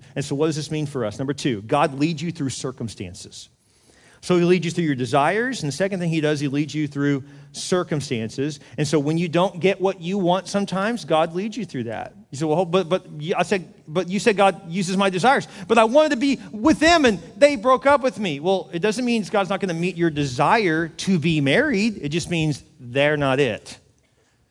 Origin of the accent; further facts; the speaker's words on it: Houston, Texas, United States; I grew up in Houston